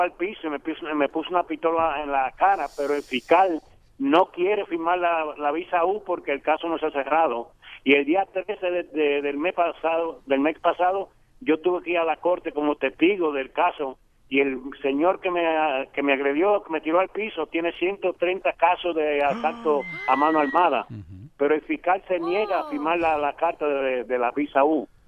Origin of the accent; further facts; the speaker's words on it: Mexico City, Mexico; moved away; de, México, del Distrito Federal